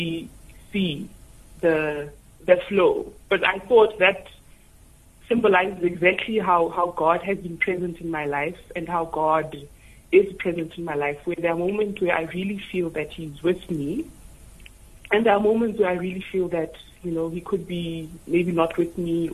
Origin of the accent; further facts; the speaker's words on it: Tembisa, Gauteng, South Africa; I was born and raised in Tembisa, which is a township and which is very busy